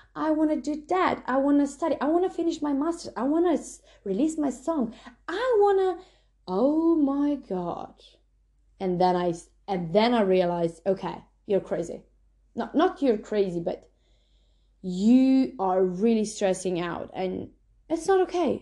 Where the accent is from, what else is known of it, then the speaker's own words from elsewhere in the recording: Slovenia; now in New Zealand; I'm from Slovenia.